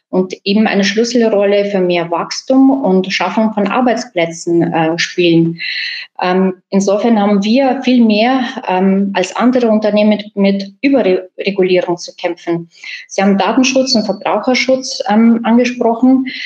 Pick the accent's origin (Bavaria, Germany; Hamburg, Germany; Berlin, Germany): Bavaria, Germany; Bad Abbach; ich komme aus Bad Aubach, ähm, ich wohne im Landkreis Kelheim.